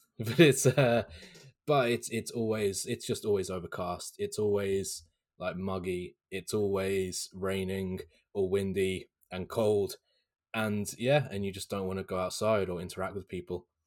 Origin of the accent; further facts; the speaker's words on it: Hampshire, South East England, United Kingdom; where I was born in Hampshire in South England